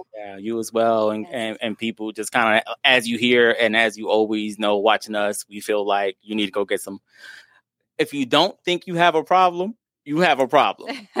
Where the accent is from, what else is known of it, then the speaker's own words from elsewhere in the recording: Virginia, United States; I'm from Virginia